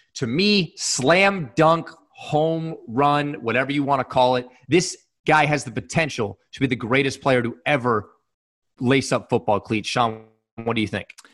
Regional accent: Canada; two Canadian guys

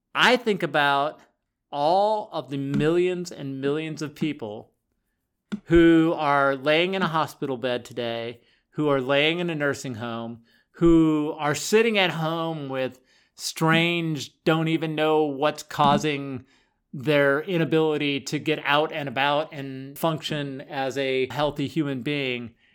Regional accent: Boulder County, Colorado, United States; I grew up in Boulder County

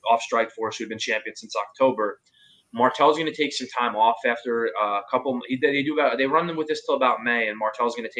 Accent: New York, United States; Mark and I grew up in the New York market

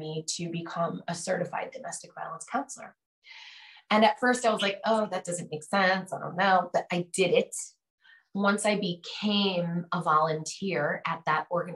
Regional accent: Connecticut, United States; moved away; I'm originally from Connecticut

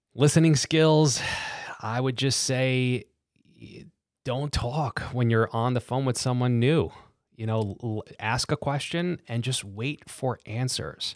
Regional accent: New York City, New York, United States; born and raised in Brooklyn

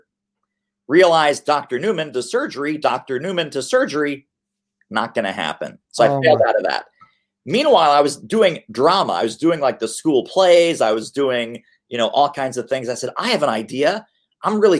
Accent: Montreal, Quebec, Canada; also born or lived in Brooklyn, New York, United States; now in Philadelphia, United States; I was born in Montreal.

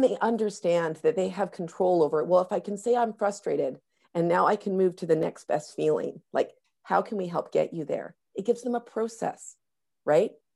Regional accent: North Vancouver, British Columbia, Canada; in my hometown of, of North Vancouver right now

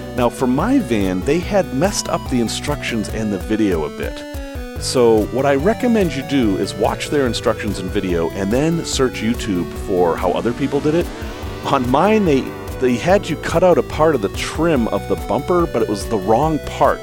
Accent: New England, United States; I grew up in New England

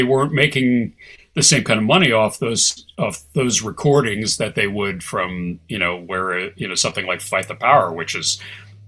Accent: Ann Arbor, Michigan, United States; I grew up in Ann Arbor, Michigan, with a hippie

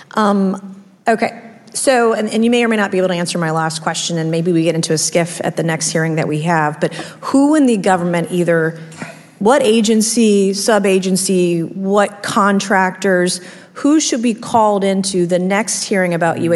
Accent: South Carolina, United States; my home state of South Carolina

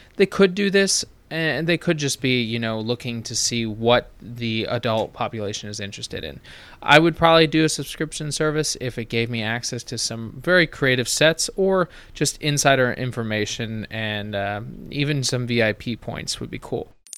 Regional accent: United States; being an American

